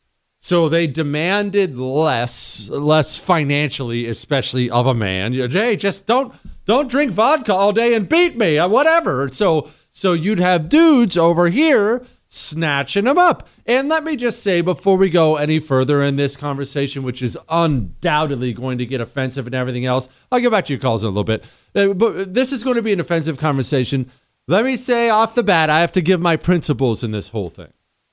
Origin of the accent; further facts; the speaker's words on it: United States; I am an American to the core.